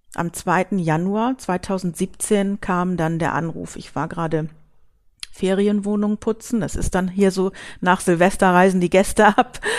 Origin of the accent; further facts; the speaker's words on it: Hamburg, Germany; now in Büsum, Germany; gebürtig komme ich aus Hamburg und wohne seit vielen Jahren hier